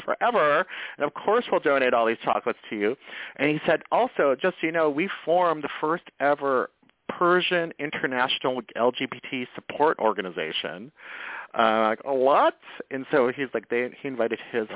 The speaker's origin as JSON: {"language": "English", "region": "Midwest", "country": "United States", "also_born_or_lived": "Michigan / Minnesota", "moved": "as an adult", "lives_now": "Los Angeles, United States", "said": "I'm from the Midwest"}